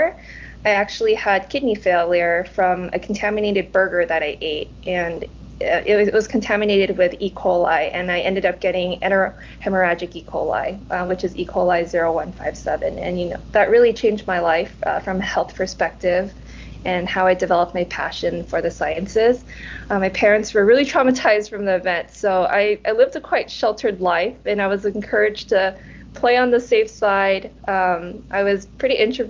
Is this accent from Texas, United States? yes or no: no; California, United States; English is a second language; also born or lived in Nottingham; I was born and raised in California